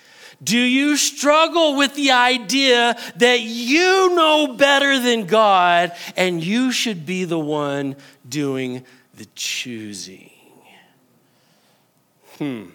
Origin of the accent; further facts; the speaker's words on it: New Mexico, United States; I am very New Mexican, and sometimes I'm Texan whenever I say y'all